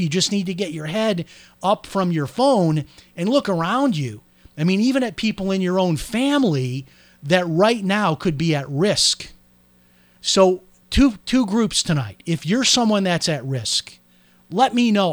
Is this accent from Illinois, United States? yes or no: yes; Chicago, Illinois, United States; I'm from Chicago.